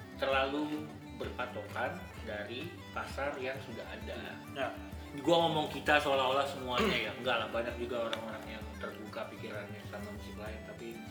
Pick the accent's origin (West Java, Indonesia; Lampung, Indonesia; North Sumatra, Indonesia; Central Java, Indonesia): Lampung, Indonesia; Bandar Lampung; now in Jakarta, Indonesia; Gua kan lahir besar di Lampung. Bandar Lampung, ya kan? Gua baru pindah ke Jakarta itu tahun dua ribu empat